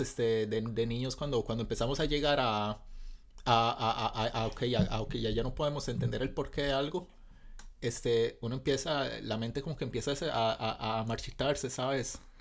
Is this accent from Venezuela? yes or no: no; Costa Rica; desde mi perspectiva como costarricense promedio